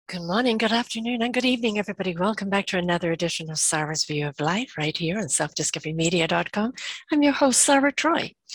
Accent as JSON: {"language": "English", "region": "England", "country": "United Kingdom", "moved": "yes", "lives_now": "Canada", "said": "I'm from England. We didn't have Halloween"}